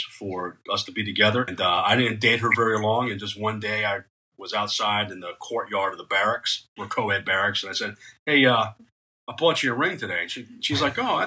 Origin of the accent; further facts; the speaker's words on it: New England, United States; moved away as an adult; I'm from New England. That's why I talk a little funny